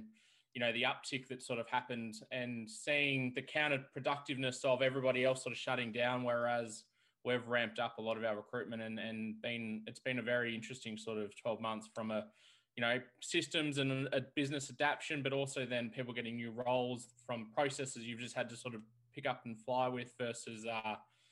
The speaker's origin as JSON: {"language": "English", "town": "Melbourne", "region": "Victoria", "country": "Australia", "tie": "born or raised there", "said": "I'm originally from Melbourne, grown up and born here"}